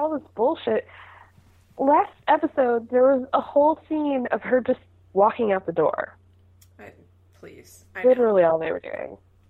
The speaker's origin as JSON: {"language": "English", "region": "Georgia", "country": "United States", "tie": "born or raised there", "said": "I say this as a person who was raised in the South. I grew up in Georgia."}